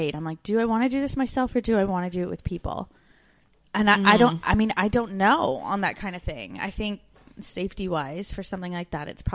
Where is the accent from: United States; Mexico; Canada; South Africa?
Canada; moved away as an adult; as a Canadian woman